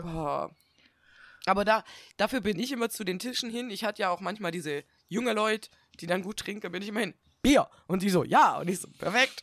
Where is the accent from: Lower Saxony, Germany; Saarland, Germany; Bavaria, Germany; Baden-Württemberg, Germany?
Baden-Württemberg, Germany; Swabia; accent: Swabian; now in Northern Germany, Germany; dann gehe ich wieder in dieses Schwäbeln zurück